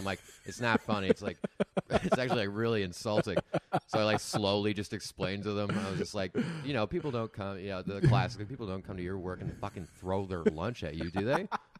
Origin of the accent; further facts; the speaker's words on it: Arnprior, Ontario, Canada; now in Toronto, Canada; I'm from like small town Ontario. I'm from outside Ottawa. I'm from Arn Prior.